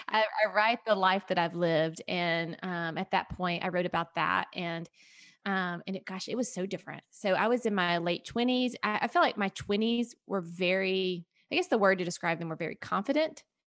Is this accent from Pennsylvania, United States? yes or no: no; Tennessee, United States; moved away as an adult; also born or lived in Atlanta, Georgia; we moved from the Atlanta area, which we had been in forever, to Tennessee, which is where I'm from